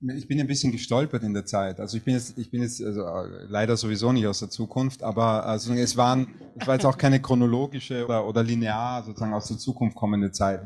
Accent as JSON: {"language": "German", "region": "Vienna", "country": "Austria", "said": "als Wiener"}